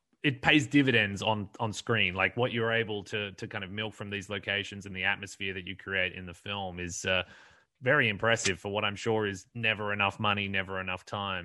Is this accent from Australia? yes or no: yes; Perth, Western Australia, Australia; my hometown of Perth